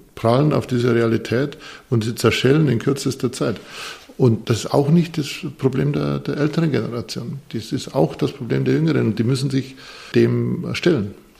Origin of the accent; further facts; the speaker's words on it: Bavarian Forest, Germany; now in Munich, Germany; Ich komme aus einer Zimmererfirma, mein Papa war äh, Zimmerer, ich komme aus dem Bayerischen Wald, das ist wirklich äh, Holzland.